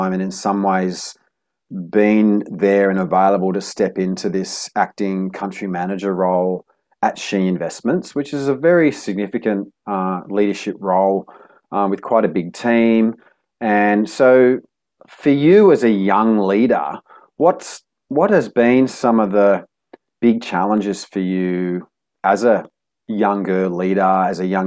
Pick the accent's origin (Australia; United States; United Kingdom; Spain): Australia; now in Cambodia; I'm from Australia.